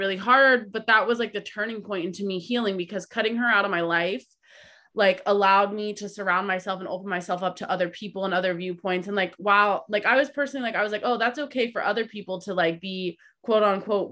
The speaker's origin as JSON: {"language": "English", "region": "Midwest", "country": "United States", "tie": "born or raised there", "said": "the culture that I grew up in the Midwest"}